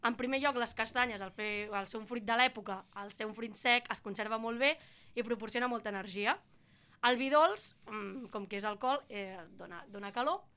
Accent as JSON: {"language": "Catalan", "region": "Catalonia", "country": "Spain", "said": "Som millors, som catalans."}